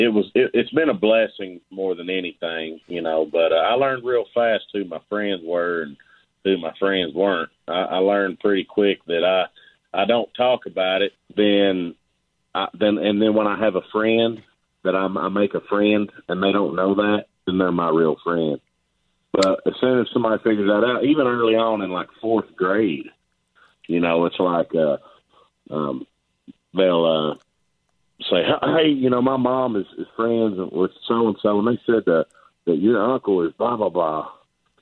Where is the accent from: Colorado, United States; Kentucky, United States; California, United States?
Kentucky, United States; Burgin; I'm from Bergen, Kentucky. It's about 45 minutes southwest of Lexington.